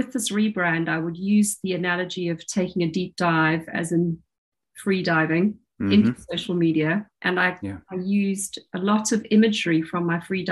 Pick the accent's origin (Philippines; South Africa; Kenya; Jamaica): South Africa; now in Dorset, United Kingdom; I grew up in South Africa